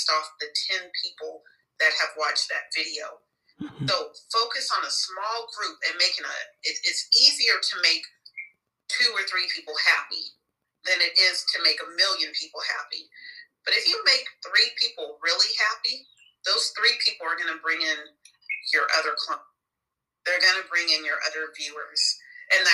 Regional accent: Sacramento, California, United States; also born or lived in Georgia; I'm originally from Sacramento, California

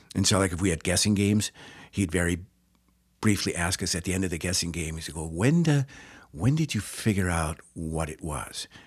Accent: Two Rivers, Wisconsin, United States; born and raised in Two Rivers, Wisconsin

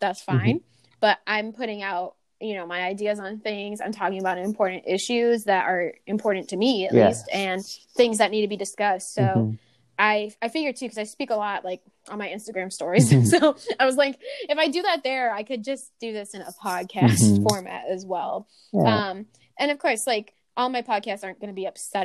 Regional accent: Buffalo, New York, United States; moved away; go back home, mm-hmm. Where I grew up in Buffalo.

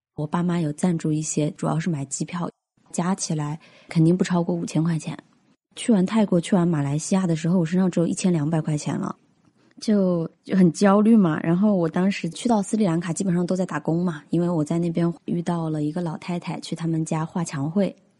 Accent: Hunan, China; 我是湖南人

